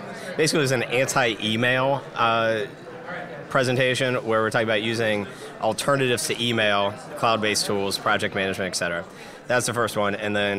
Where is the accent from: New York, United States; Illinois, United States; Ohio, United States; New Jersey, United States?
Ohio, United States; Dayton; I'm from Dayton, Ohio, the hotbed of innovation, and we're first in flight.